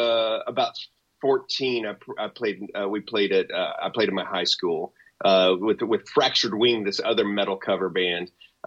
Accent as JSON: {"language": "English", "region": "Texas", "country": "United States", "said": "I'm a redneck from Texas"}